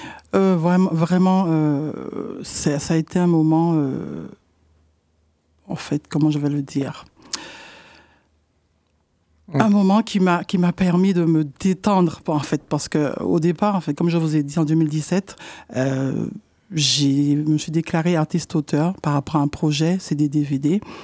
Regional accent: Martinique; now in Poitiers, France; je suis de la Martinique, en fait, et, euh, depuis deux mille quinze, euh, j'habite, euh, sur Poitiers

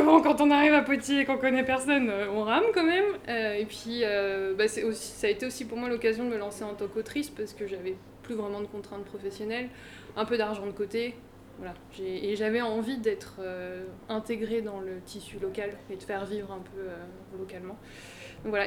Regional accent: Seine-et-Marne, Île-de-France, France; moved away as an adult; also born or lived in Paris / Vienne; Donc euh, moi j'ai grandi en Seine-et-Marne

